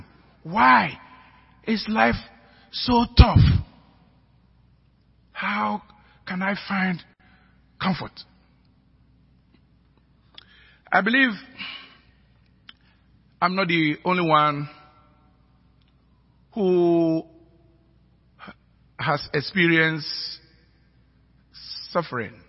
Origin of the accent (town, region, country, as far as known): Ghana; accent: African